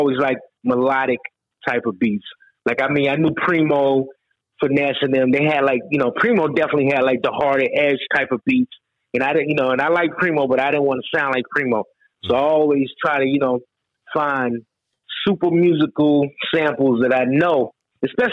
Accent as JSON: {"language": "English", "region": "North Carolina", "country": "United States", "said": "I'm from NC. I'm from North Carolina"}